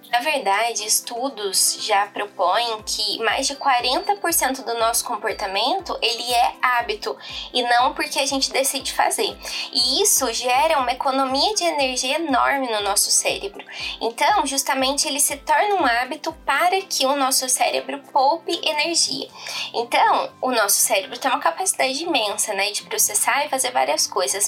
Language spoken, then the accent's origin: Portuguese; Poços de Caldas, Minas Gerais, Brazil; sou de Poços de Caldas, aqui em Minas, sou mineirinha